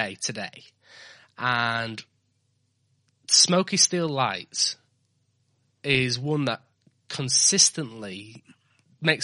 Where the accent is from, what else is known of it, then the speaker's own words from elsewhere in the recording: around Sheffield and Barnsley, Yorkshire and the Humber, United Kingdom; also born or lived in York; growing up around Sheffield and Barnsley